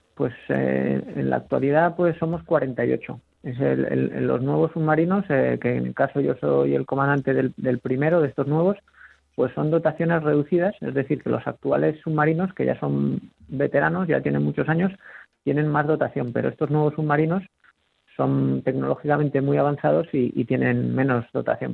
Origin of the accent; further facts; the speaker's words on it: Zaragoza, Aragon, Spain; moved away as an adult; also born or lived in Muniesa; now in Cartagena, Spain; Nací en Zaragoza, pero viví en Muniesa hasta los cuatro años y luego ya nos mudamos a Zaragoza